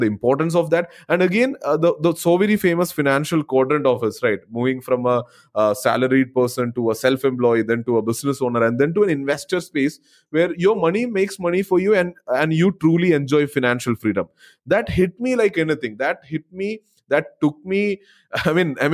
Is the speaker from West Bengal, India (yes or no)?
no; Kerala, India; also born or lived in Bangalore; I kind of moved back to my hometown after 7-8 years back in Kerala